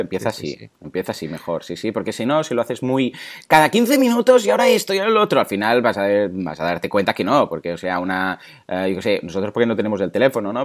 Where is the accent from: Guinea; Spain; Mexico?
Spain; Mataró, Catalonia; yo soy de Mataró